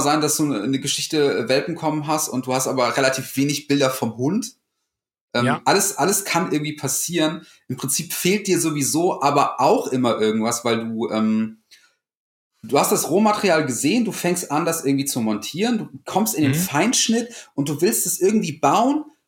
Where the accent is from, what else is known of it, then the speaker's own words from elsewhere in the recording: North Rhine-Westphalia, Germany; moved away as an adult; now in Cologne, Germany; ursprünglich komme ich eigentlich vom Niederrhein, kleines Dorf